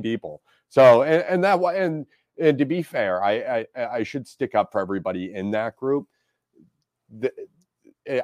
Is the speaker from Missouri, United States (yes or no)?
yes; St. Louis, Missouri, United States; I grew up in South City. I didn't grow up out in the county